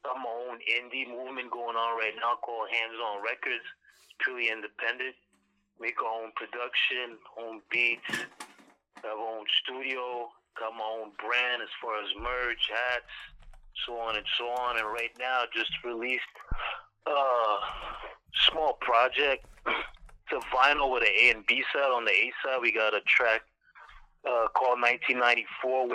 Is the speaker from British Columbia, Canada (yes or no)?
no; Ottawa, Ontario, Canada; I'm from Canada, from Ottawa to be exact, like not too far from Toronto